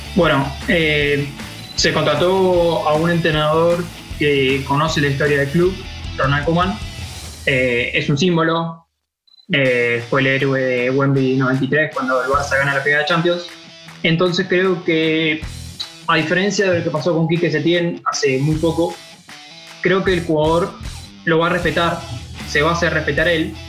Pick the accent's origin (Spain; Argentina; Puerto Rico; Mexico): Argentina; yo como argentino